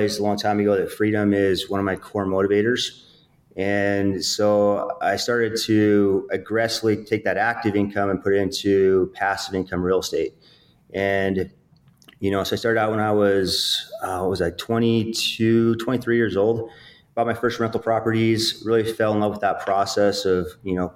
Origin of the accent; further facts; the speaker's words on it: Utah, United States; I'm from Utah, small town. I grew up in a really poor income